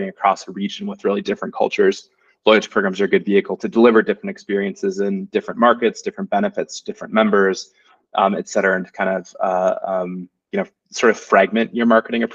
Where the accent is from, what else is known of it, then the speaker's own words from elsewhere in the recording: United States; moved away as an adult; now in Germany; I'm an American. I've lived in Germany for 5 years